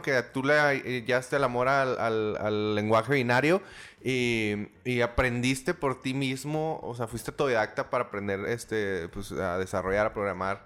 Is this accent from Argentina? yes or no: no; Mexico; como buen mexicano